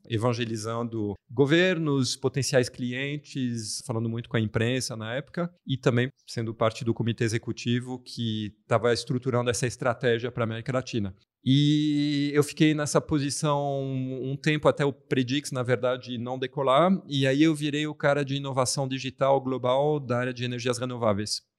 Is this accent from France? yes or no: yes; France; Portuguese is a second language; now in Brazil; Eu sou francês